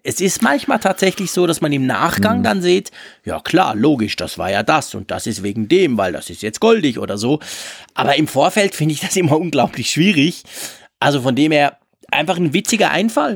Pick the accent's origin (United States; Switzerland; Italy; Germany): Switzerland